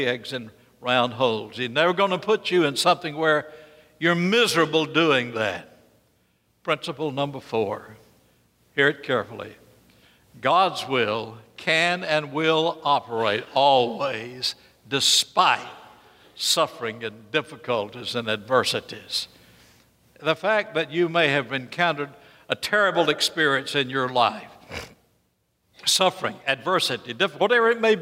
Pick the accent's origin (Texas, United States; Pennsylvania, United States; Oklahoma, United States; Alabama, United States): Alabama, United States; Birmingham; I will never speak like I came from North Carolina. I came from Birmingham, Alabama.